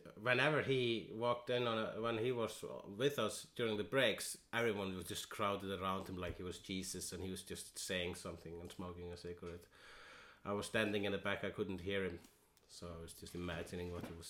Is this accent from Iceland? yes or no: yes; Iceland; And I am an Icelandian.